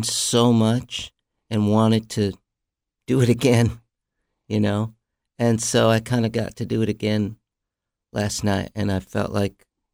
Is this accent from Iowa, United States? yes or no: yes; Mount Vernon, Iowa, United States; born or raised there; moved away; also born or lived in Los Angeles